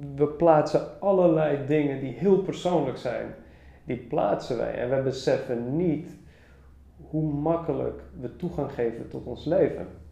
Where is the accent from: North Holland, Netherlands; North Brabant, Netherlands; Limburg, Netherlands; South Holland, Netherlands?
North Holland, Netherlands; Amsterdam; Ik ben opgegroeid in Amsterdam